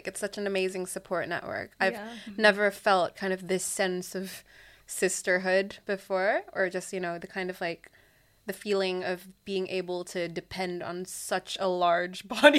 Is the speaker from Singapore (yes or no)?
yes; Singapore; moved away; But I grew up in Singapore, and obviously that being an Asian country, I was surrounded by, you know, I grew up with Asians.